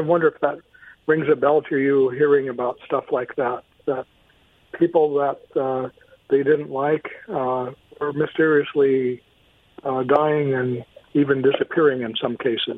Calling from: Kennewick, Washington, United States; That's … from Kennewick.

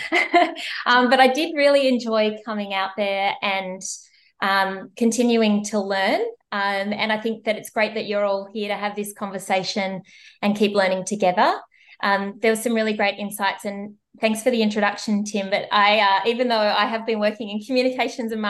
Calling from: Melbourne, Victoria, Australia; I'm joining you from Naarm, Melbourne, Australia, and Wurundjeri country.

